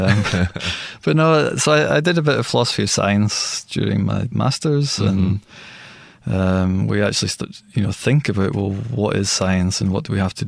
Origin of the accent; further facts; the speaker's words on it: Scotland, United Kingdom; moved away as an adult; now in Taiwan; Originally, I'm from Scotland. So I did my undergraduate there and my master's degree there